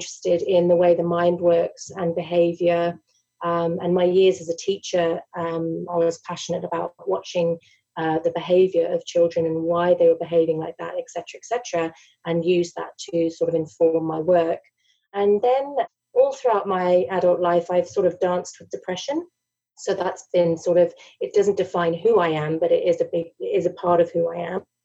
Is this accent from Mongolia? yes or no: no; England, United Kingdom; moved away as an adult; now in Australia; I'm originally from England, emigrated to Australia 10 years ago.